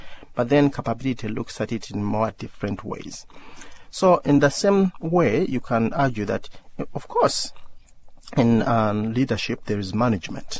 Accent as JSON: {"language": "English", "country": "Uganda", "tie": "born or raised there", "said": "when I was growing up in Uganda"}